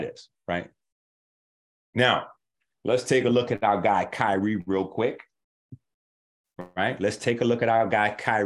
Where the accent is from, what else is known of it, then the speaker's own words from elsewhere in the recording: New York City, New York, United States; I'm from 158th Street, Concourse Village side.